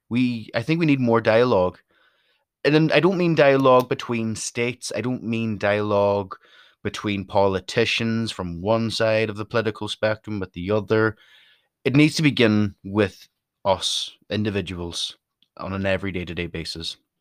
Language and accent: English; Donegal, Ulster, Ireland; also born or lived in Derry; I'm from Donegal, which is the most northerly county